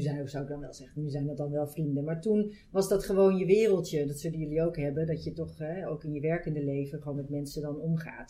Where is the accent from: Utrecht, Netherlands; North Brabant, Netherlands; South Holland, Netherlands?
North Brabant, Netherlands; moved away as an adult; also born or lived in Amsterdam; Ik kom uit Brabant zelf en ik ben in Amsterdam eh, gaan studeren